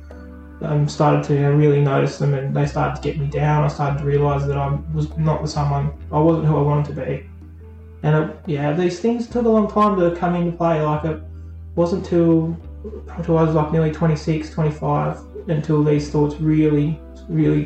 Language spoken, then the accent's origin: English; Burnie, Tasmania, Australia; also born or lived in Wynyard; I grew up in Burnie. As a child, younger, I lived in Burnie